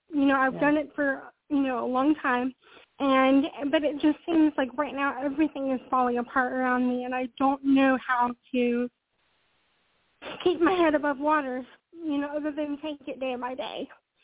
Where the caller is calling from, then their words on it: Charlotte, North Carolina, United States; I'm calling from North Carolina.